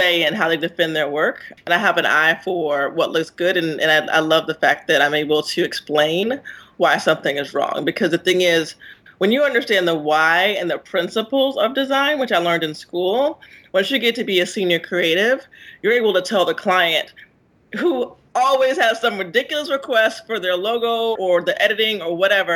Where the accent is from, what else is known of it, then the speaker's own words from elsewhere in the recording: South Carolina, United States; I'm from South Carolina